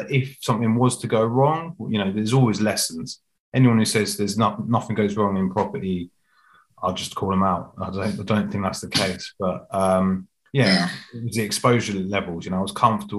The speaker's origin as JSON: {"language": "English", "town": "Reading", "region": "South East England", "country": "United Kingdom", "tie": "born or raised there", "also_born_or_lived": "London", "said": "I was born in Reading actually. So yeah, just outside London."}